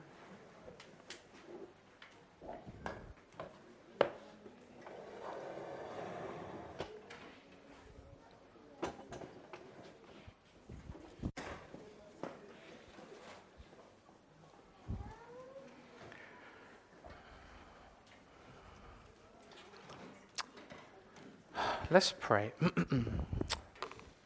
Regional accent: London, United Kingdom; I was born and raised in Leytonstone, that's East London.

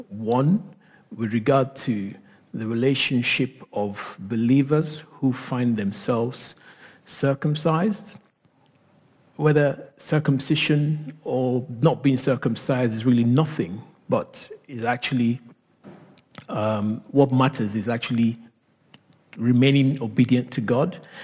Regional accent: Nigeria; accent: Nigerian; thinking about my accent as I speak right now. You know, when I speak with certain people, I mean, the Nigerian in me comes out. I am Nigerian

